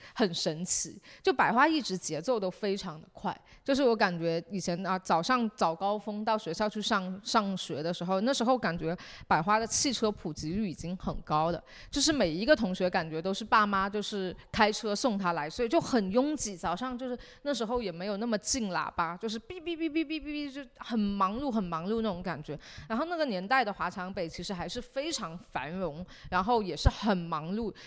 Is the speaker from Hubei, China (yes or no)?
no; Shenzhen, Guangdong, China; 我们是在这长大